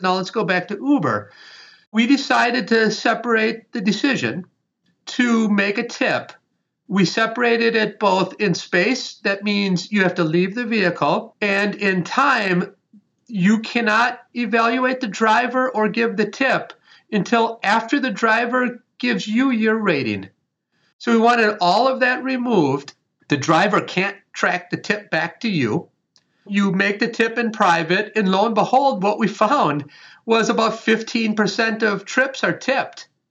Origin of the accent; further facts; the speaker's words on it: Wisconsin, United States; I was raised in Wisconsin